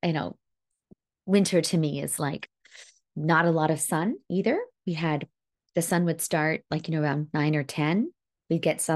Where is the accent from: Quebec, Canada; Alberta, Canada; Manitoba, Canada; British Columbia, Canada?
Alberta, Canada; Northern; I grew up in Northern Alberta.